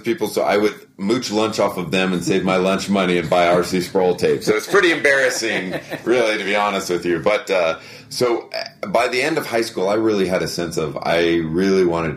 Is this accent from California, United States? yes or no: yes; Lodi, California, United States; also born or lived in London, United Kingdom; now in Lookout Mountain, Georgia, United States; I was born and raised in Lodi